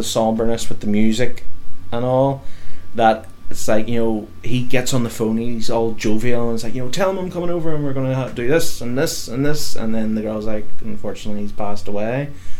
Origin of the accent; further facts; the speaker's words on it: United Kingdom; I'm British.